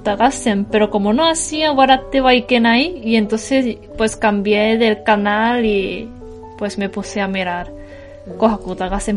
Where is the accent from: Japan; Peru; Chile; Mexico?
Japan; Tokyo; moved away as an adult; also born or lived in Kumamoto; yo la mayoría de mi vida hasta ahora he vivido en Tokio